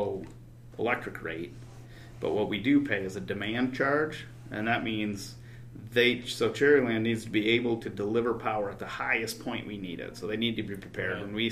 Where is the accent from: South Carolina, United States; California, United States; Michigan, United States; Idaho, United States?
Michigan, United States; Rudyard; also born or lived in Grand Rapids, Michigan; I spent 4 years up in Rudyard, so I went to one room Christian school, grades 1 through 6